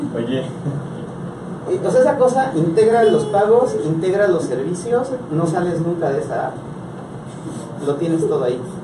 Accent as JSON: {"language": "Spanish", "country": "Mexico", "said": "nosotros como industria mexicana"}